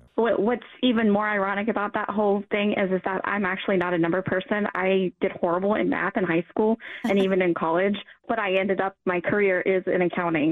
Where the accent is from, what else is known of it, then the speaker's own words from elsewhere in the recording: Northern Kentucky, United States; also born or lived in Denver, Colorado; I have lived in Kentucky my whole entire life. My mom moved back here when I was about two months old, so I really only know northern Kentucky